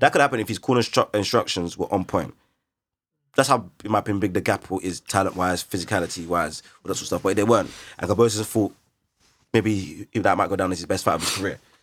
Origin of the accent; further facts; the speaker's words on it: London, United Kingdom; we're from London, we know how to handle the Kent white boys, Essex white boys